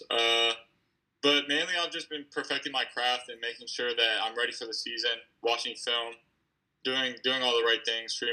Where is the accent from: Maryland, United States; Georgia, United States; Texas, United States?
Maryland, United States; Gaithersburg; Uh, Gaithersburg.